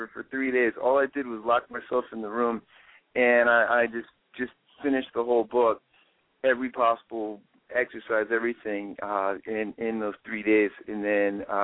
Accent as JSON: {"language": "English", "area": "Prince George's County", "region": "Maryland", "country": "United States", "tie": "born or raised there", "said": "growing up in Prince George's County, Maryland"}